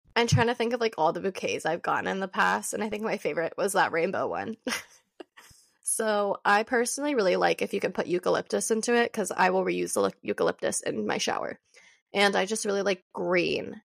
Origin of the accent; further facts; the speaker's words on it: California, United States; I grew up in California